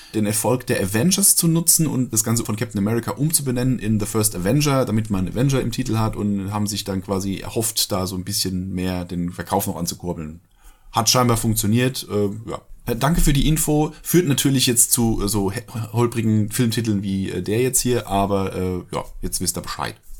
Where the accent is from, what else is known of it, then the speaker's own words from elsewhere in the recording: Germany; bei uns in Deutschland